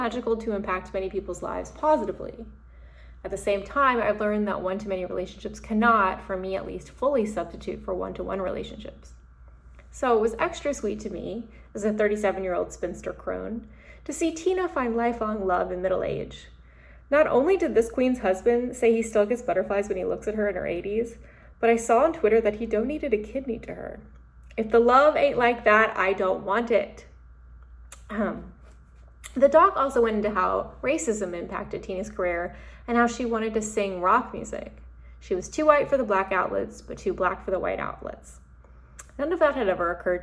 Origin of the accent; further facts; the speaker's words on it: Deep South, United States; growing up in the Deep South